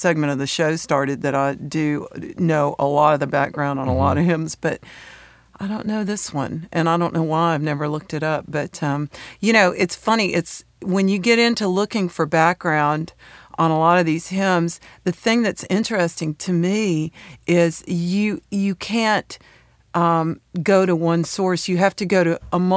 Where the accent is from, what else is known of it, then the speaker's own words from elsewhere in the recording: San Francisco Bay Area, California, United States; also born or lived in Knoxville, Tennessee; now in Nashville, United States; I'm from Knoxville, Tennessee. And my parents divorced early on. So I had the most bizarre upbringing in that my mother moved to the San Francisco Bay Area